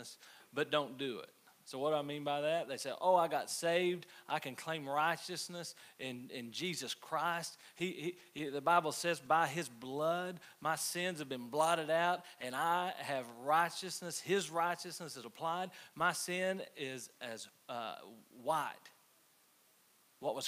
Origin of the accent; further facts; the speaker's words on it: United States; I'm American